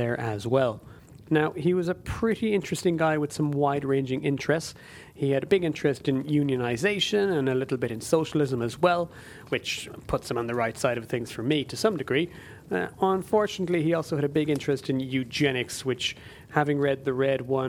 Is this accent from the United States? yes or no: no; Ireland; the Irish language television station in my home country